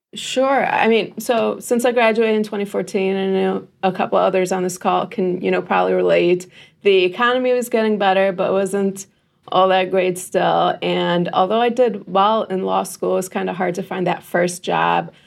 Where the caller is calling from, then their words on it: Livonia, Michigan, United States; I am calling in from Livonia, Michigan, which is around the Metro Detroit area.